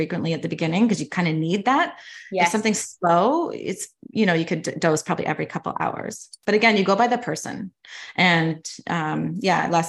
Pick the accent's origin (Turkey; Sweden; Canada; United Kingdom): Canada; moved away as an adult; now in United States; I'm actually Canadian. So I am in Canada as well